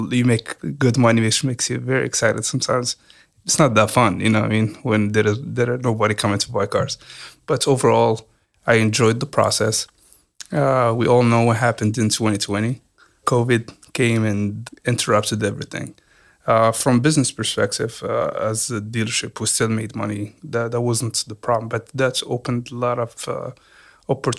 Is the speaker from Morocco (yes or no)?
yes; Morocco; moved away as an adult; now in Hampton Roads, United States; I came from Morocco, so I was there for 18 years